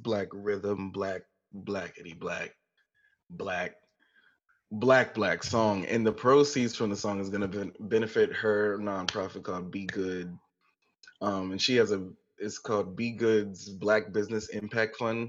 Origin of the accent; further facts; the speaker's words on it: Goose Creek, South Carolina, United States; Goose Creek is my hometown